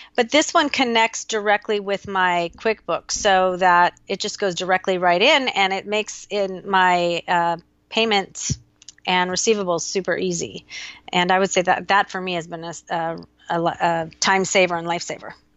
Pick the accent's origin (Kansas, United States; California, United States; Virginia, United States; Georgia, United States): California, United States; Newport Beach; moved away as an adult; also born or lived in Austin, Texas; here in Newport, which felt so weird to have to find friends in the place that I grew up